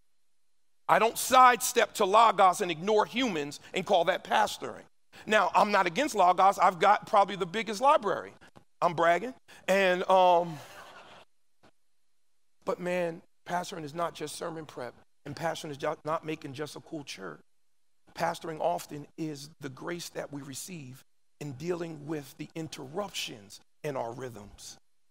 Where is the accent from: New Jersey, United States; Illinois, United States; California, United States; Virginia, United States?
New Jersey, United States; Camden; now in Richmond, United States; I live in Richmond now. I'm from Camden